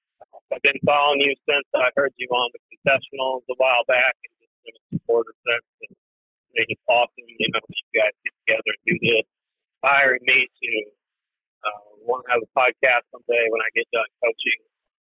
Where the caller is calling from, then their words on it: Macomb, Illinois, United States; I'm calling from Macomb, Illinois. So I'm not terribly far from you guys. I live, you know, where Western Illinois University is at.